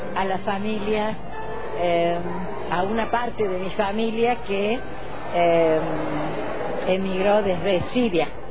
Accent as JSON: {"language": "Spanish", "town": "Jesús María", "region": "Córdoba", "country": "Argentina", "tie": "born or raised there", "moved": "as an adult", "said": "la biblioteca de mi pueblo, lugar en el que me he formado de alguna manera, siendo niña"}